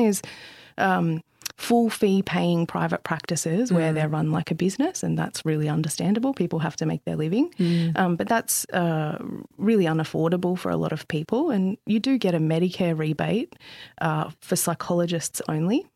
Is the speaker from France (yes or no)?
no; Central Coast, New South Wales, Australia; I grew up on the central coast of New South Wales